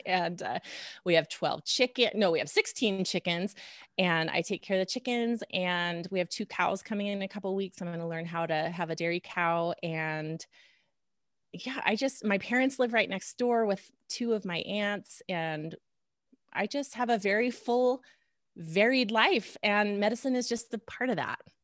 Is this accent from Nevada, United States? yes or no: yes; Reno, Nevada, United States; moved away as an adult; also born or lived in Lincoln, Nebraska; went to medical school in my hometown, Reno, Nevada